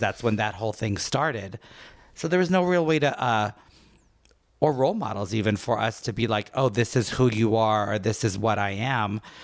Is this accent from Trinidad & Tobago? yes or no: yes; Port of Spain, Trinidad & Tobago; moved away; I was born in Trinidad, port of Spain.